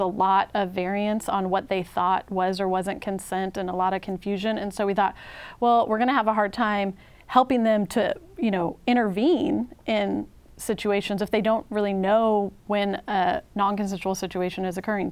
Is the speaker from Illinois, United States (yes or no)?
no; Washington, United States; moved away as an adult; also born or lived in Texas; now in Oregon, United States; I'm from the Northwest. I'm from Washington State